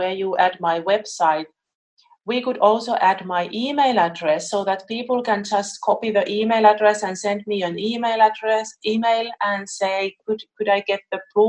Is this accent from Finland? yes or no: yes; Finland; moved away; also born or lived in Melbourne, Australia; Finland, which is my home country. And I haven't lived there for almost 20 years.